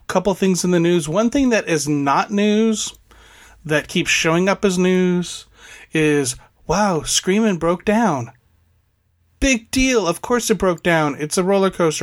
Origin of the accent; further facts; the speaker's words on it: Fresno, California, United States; I'm from Fresno